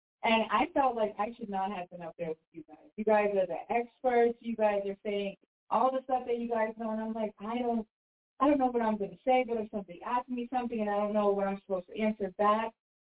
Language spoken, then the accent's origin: English; New Hampshire, United States; You know, I'm from New Hampshire too.